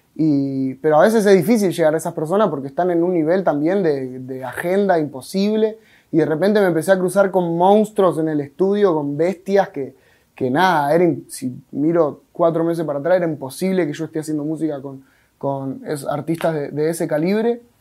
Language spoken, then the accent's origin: Spanish; Monte Grande, Buenos Aires Province, Argentina; Vengo de zona sur de Buenos Aires, con urbano, vengo de Monte Grande